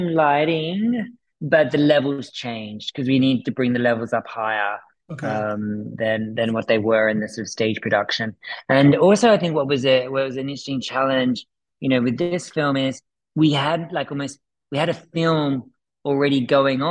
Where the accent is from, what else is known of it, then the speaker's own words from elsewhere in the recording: Australia; moved away; also born or lived in United Kingdom / United States; I'm originally from Australia. I've lived in the UK. I've traveled the world. I was then in America for 5 years